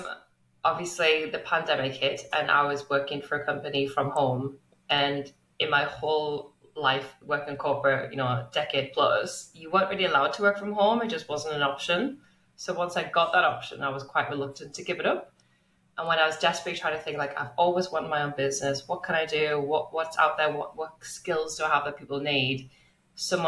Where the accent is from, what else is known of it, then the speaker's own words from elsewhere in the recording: England, United Kingdom; now in Melbourne, Australia; As you can tell from my accent, I'm originally from England. And now I am very lucky to live in the beautiful Melbourne in Australia.